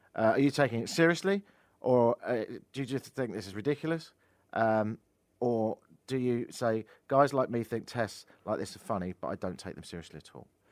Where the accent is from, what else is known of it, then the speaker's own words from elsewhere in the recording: London, United Kingdom; moved away as an adult; also born or lived in Toronto, Canada; now in Canada; I'm from London, but I've been living here ten years